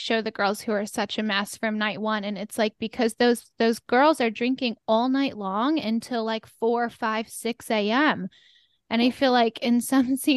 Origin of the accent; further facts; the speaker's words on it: New York, United States; I am a New Yorker